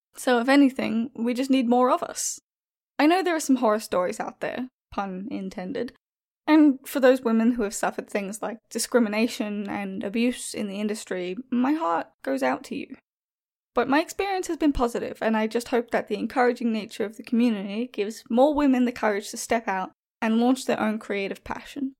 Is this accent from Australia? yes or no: yes; Australia; Being Australian